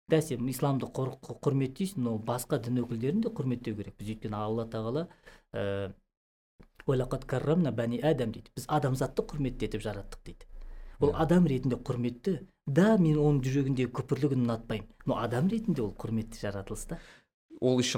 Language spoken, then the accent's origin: Kazakh; Kazakhstan